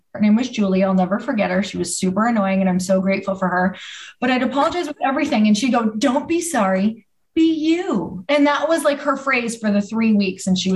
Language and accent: English; Midwest, United States; I'm from the Midwest